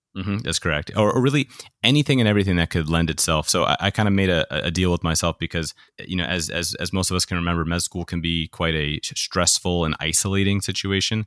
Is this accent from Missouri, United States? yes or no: no; New York, United States; I grew up in New York